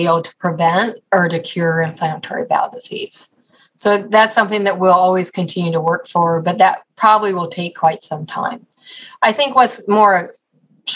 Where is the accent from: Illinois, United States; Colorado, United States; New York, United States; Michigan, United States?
Colorado, United States; also born or lived in Oklahoma / Texas; now in Cleveland, United States; I grew up in Colorado